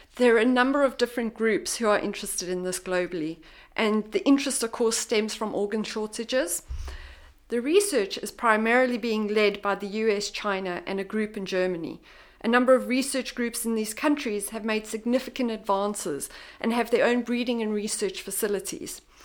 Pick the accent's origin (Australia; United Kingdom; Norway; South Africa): South Africa; moved away; I'm originally from South Africa